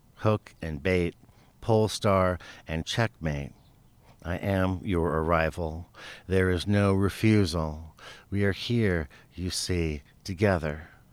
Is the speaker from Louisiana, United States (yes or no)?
no; Tucson, Arizona, United States; Tucson. This is my hometown